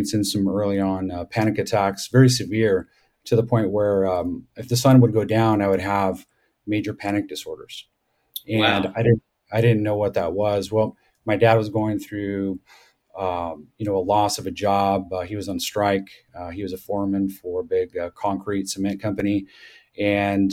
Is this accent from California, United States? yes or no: yes; Southern California, United States; moved away as an adult; now in Colorado, United States; I grew up in Southern California with a very loving, parents